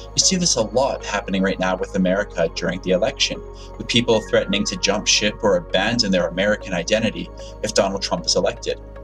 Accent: Canada; Being Canadian

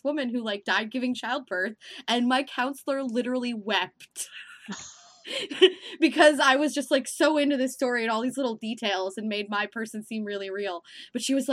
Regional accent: Midwest, United States; I grew up in the Midwest

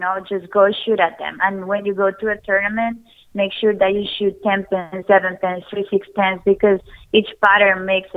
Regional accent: Colombia; now in United States; growing up in Colombia

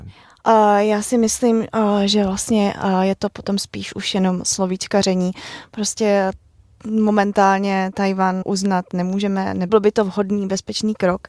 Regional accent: Czechia; jsem z České republiky

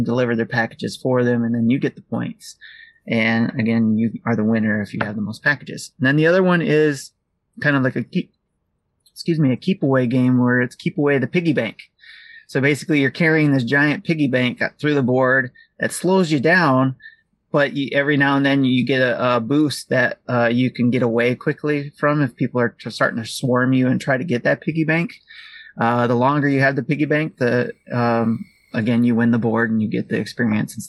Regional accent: Detroit, Michigan, United States; I'm from Detroit

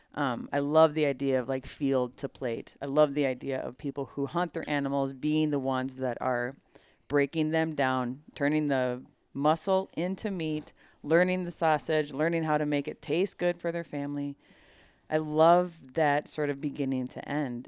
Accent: Minnesota, United States; growing up in Minnesota, hunting culture is thick

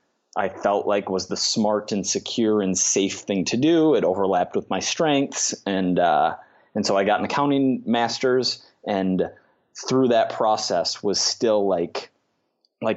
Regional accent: Minnesota, United States; I grew up in Minnesota

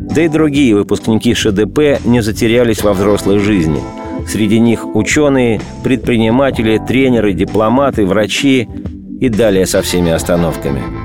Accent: Moscow, Russia; Над моей малой родиной надругались.

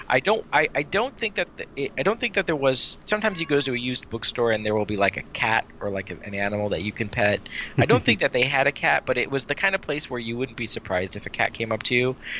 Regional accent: San Jose, California, United States; the one that we grew up with in San Jose

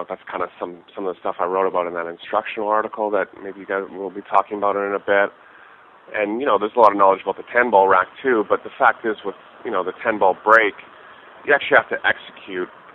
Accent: Canada; it's one of the perks of being Canadian.

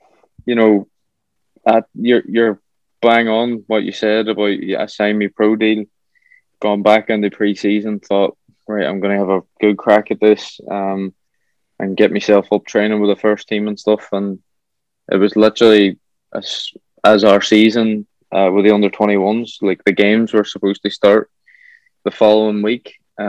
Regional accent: Ireland; as an Irish lad over there, you ain't going home to your family. You're going home to a host family

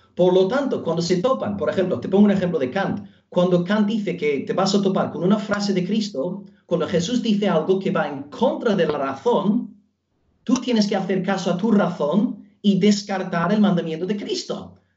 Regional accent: Belfast, Northern Ireland, United Kingdom; Spanish is a second language; moved away as an adult; now in Almería, Spain; soy eh, norirlandés de Belfast

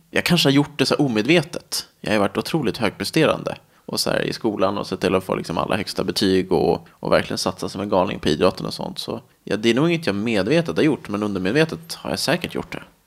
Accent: Nacka, Stockholm County, Sweden; now in Täby, Sweden; sen flyttade vi till ett radhus i Nacka. Och där är jag väl uppvuxen egentligen

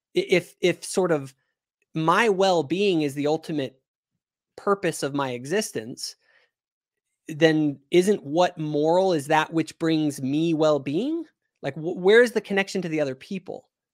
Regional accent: Reno, Nevada, United States; I grew up in Reno, Nevada.

